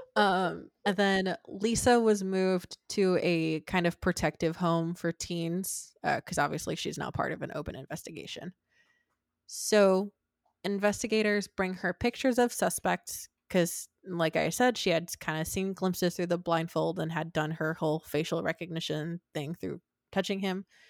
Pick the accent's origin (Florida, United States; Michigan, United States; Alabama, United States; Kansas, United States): Michigan, United States; also born or lived in Arizona; when I was three, four, I don't know, whatever we moved from Arizona to Michigan